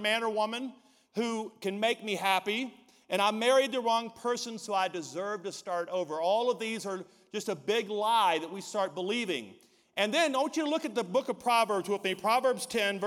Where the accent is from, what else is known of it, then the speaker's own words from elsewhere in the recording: Deep South, United States; we're from the Deep South where, you know, we went to high school, went to college, got married.